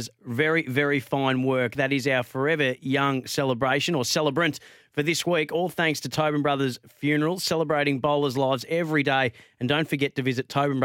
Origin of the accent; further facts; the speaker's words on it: Bendigo, Victoria, Australia; my hometown of Bendigo